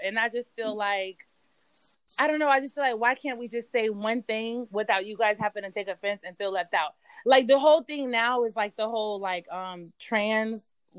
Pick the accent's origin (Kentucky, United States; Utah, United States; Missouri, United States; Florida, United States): Florida, United States; Tampa; moved away as an adult; now in Washington, D.C., United States; I'm originally from Tampa, Florida, and I've been living in the D.C. area for like 10 years now.